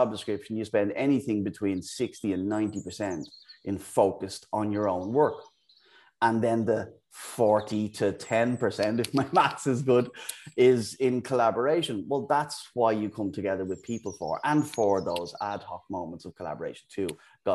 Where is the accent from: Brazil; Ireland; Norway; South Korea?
Ireland; Dublin, Leinster; moved away as an adult; also born or lived in United Kingdom / Amsterdam; now in Bristol, United Kingdom; as you can probably tell from the accent. I'm from Ireland, from Dublin. I've lived in the UK for the last 17 years.